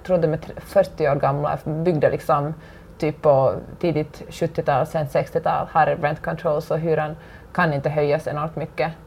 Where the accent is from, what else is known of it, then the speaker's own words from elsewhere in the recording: Finland; moved away as an adult; now in Los Angeles, United States; hemma i Finland